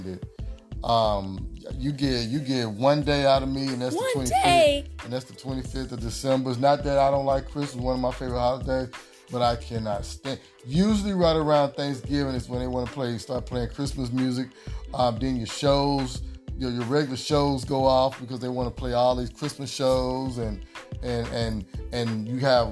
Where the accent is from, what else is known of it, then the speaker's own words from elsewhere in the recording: Kansas City, Missouri, United States; now in Texas, United States; I'm from Kansas City, Missouri